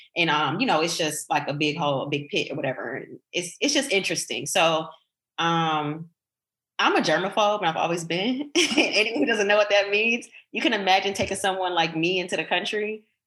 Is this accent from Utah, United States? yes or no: no; Detroit, Michigan, United States; moved away as an adult; also born or lived in Portugal; I was growing up in Detroit